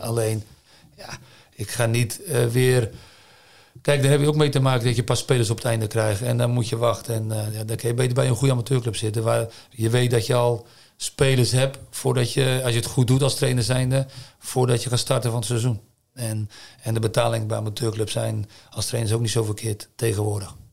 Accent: Zeeland, Netherlands; moved away as an adult; now in China; ik blijf een Zeeuw, ik ben een Zeeuw

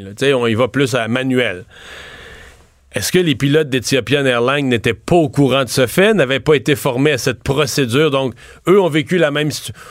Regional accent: Quebec, Canada

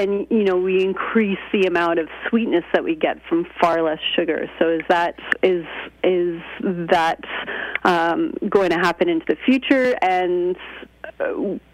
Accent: Canada; moved away as an adult; now in United Kingdom; I'm Canadian, and I go back and forth between Canada and Britain

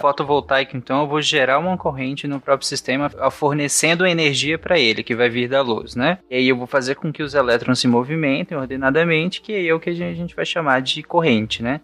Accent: Pará, Brazil; crescendo lá no Pará

